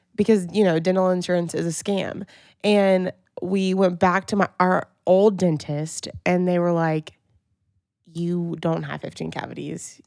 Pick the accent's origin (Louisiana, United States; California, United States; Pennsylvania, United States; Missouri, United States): Louisiana, United States; Pineville; we grew up in Pineville, Louisiana